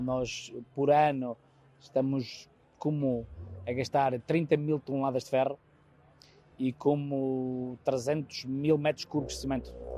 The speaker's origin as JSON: {"language": "Portuguese", "town": "Vila Real", "region": "Norte", "country": "Portugal", "moved": "yes", "lives_now": "United States", "said": "sou de Vila Real"}